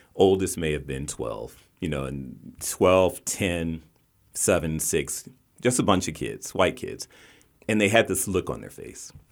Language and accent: English; West Virginia, United States; moved away; also born or lived in Baltimore; I grew up in West Virginia